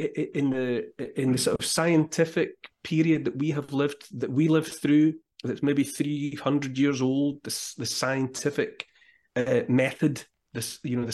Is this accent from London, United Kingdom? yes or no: no; Scotland, United Kingdom; I'm Scottish